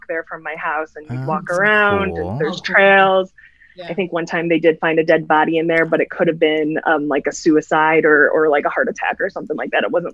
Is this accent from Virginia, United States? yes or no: no; Lake Zurich, Illinois, United States; So I'm originally from the Chicago suburbs. I grew up in one called Lake Zurich